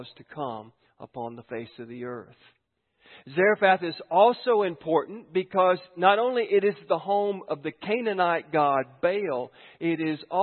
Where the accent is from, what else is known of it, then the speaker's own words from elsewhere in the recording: United States; I'm from Giles County